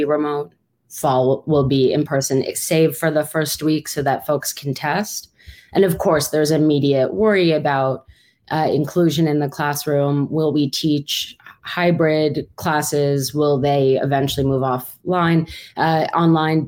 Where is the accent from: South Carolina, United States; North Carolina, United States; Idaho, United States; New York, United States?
New York, United States; New York City; moved away as an adult; now in Berkeley, United States; I'm from New York City and did my graduate training there.